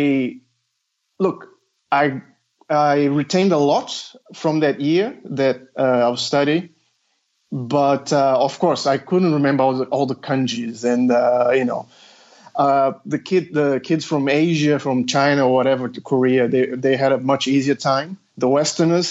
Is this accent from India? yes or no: no; Brazil; English is a second language; now in Australia; I'm sort of not a native English speaker, but I'm born in Brazil, but I'm Australian as well. I have both nationalities.